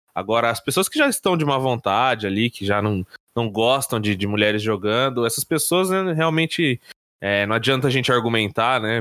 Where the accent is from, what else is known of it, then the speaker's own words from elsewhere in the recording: Brazil; como brasileiros